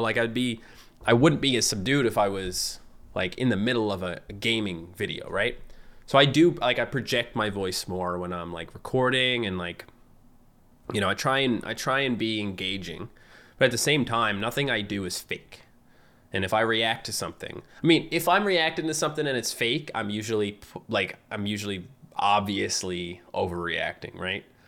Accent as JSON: {"language": "English", "area": "Fogo Island", "region": "Newfoundland and Labrador", "country": "Canada", "accent": "Newfie", "moved": "as an adult", "said": "I lived on an island. Like, I'm from Fogo Island, so, like, we didn't even have high-speed internet until two thousand eight"}